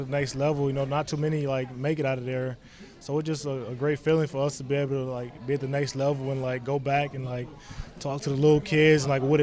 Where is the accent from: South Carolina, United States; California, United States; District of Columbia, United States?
South Carolina, United States; Rock Hill; moved away as an adult; now in Buffalo, United States; guys from my hometown